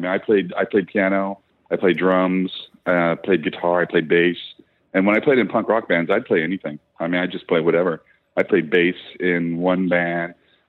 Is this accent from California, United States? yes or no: yes; Ventura, California, United States; also born or lived in Los Angeles; I come from Ventura, California, and we're 60 miles north of Los Angeles.